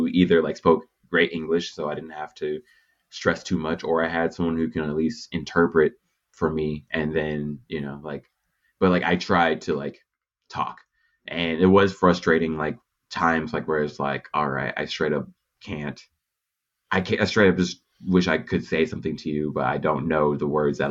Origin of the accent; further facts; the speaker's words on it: Texas, United States; also born or lived in Japan; now in Los Angeles, United States; I'm from Texas, and it's like, I live in Los Angeles from Texas